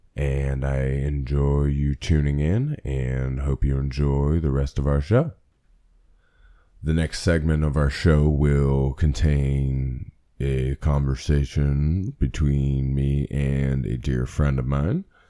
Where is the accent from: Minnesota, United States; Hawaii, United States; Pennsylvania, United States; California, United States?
Pennsylvania, United States; born and raised in Pennsylvania in the United States of America